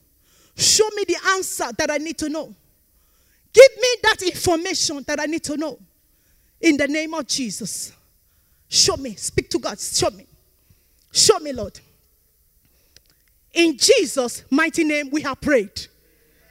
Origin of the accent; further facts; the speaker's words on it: Nigeria; We are from Nigeria.